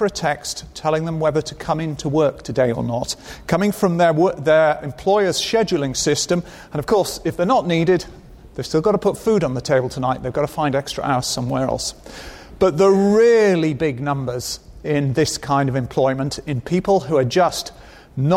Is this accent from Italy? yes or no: no; United Kingdom; I am British